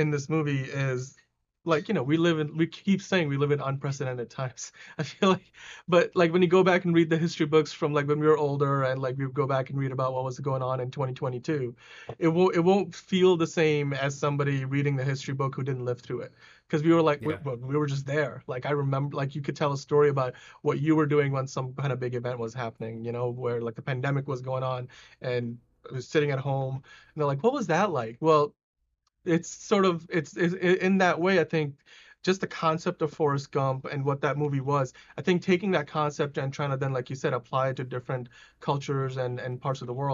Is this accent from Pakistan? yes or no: yes; Pakistan; I'm from Pakistan